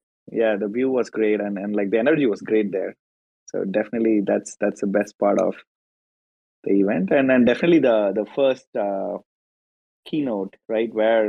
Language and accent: English; India; also born or lived in Seattle, United States; now in Palo Alto, United States; I'm originally from India, and we used to like operate out of Seattle. I just moved to Bay Area this weekend.